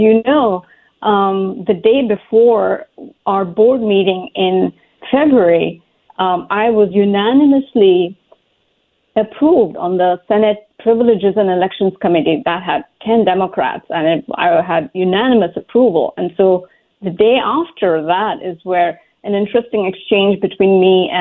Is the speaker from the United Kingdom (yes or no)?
no; India; now in Fairfax, United States; growing up in India, my family of very modest means placed the greatest emphasis on education